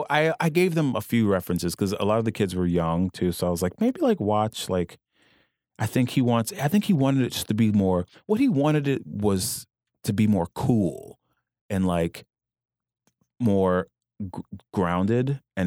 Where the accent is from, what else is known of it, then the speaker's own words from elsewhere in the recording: Louisiana, United States; I'm from Louisiana.